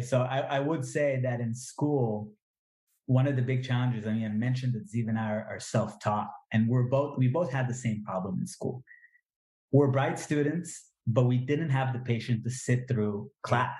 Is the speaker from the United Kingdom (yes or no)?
no; Israel; English is a second language; it taught me a lot of English, right? Because I was, born and raised in Israel.